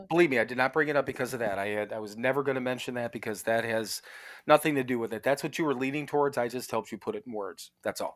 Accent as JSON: {"language": "English", "town": "Parma", "region": "Ohio", "country": "United States", "tie": "born or raised there", "moved": "yes", "said": "I was born in Parma, Ohio, which is out in the Cleveland area"}